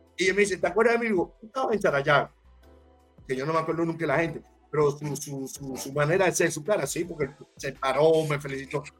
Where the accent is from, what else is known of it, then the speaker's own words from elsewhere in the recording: Miranda, Venezuela; moved away; also born or lived in Ocumare del Tuy; Yo nací en el tour me crié en Miranda